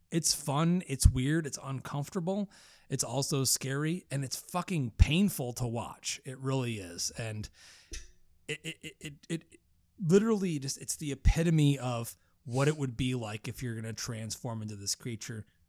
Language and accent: English; New York, United States; I'm from New York